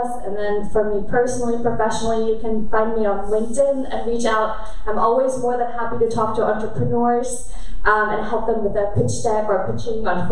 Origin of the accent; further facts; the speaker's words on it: Germany; I grew up in Germany and I'm half Korean